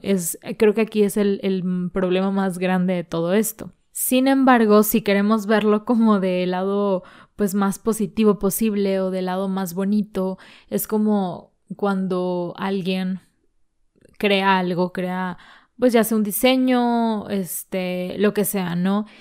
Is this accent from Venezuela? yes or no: no; Mexico; somos mexicanos